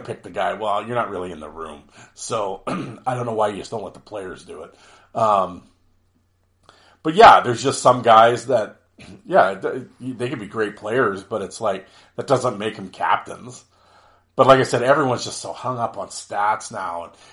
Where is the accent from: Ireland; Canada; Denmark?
Canada; I'm Canadian